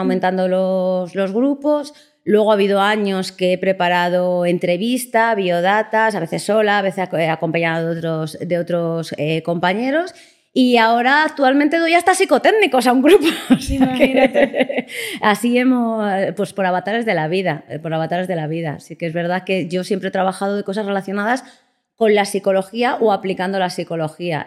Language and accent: Spanish; Salamanca, Castile and León, Spain; moved away as an adult; also born or lived in Las Palmas de Gran Canaria; now in Madrid, Spain; me vine para Madrid, que yo soy de Salamanca